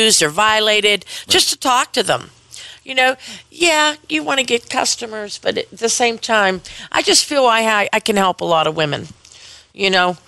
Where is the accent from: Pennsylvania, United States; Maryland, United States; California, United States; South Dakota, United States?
Pennsylvania, United States; Penn Hills; Penn Hills. I'm from Penn Hills.